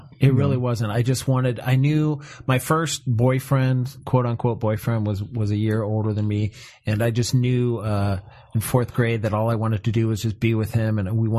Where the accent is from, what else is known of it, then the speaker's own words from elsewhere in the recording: an hour south of Cleveland, Ohio, United States; I come from Ohio.